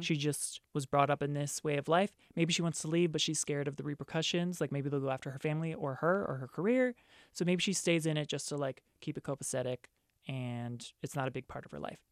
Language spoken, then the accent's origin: English; East Coast, United States; moved away as an adult; I'm from the East Coast, and so I moved out here knowing one person